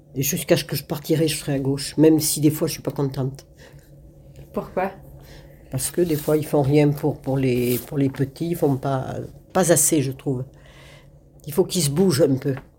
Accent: Limousin, Nouvelle-Aquitaine, France; now in Le Clat, France; je viens du Limousin

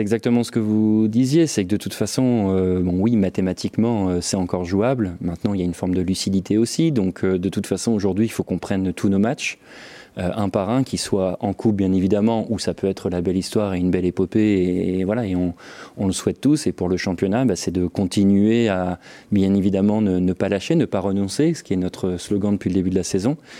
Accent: Valenciennes, Hauts-de-France, France; moved away as an adult; je suis originaire de Valenciennes, donc j'y ai vécu jusqu'à mes 20 ans

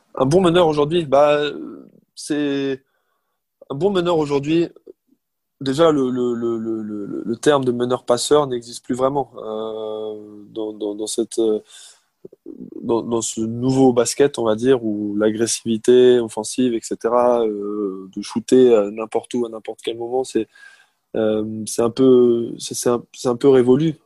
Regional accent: Alsace, Grand Est, France; moi je suis d'Alsace

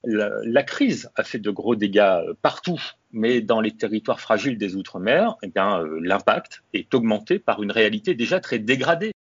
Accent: Réunion; Chez moi, à La Réunion

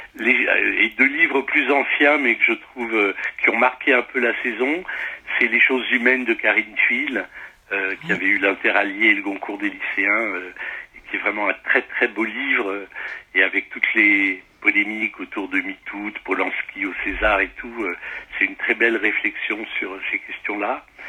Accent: the Midi, southern France, France; now in Paris, France; je suis natif du, du, midi de la France, donc c'est ma maison natale

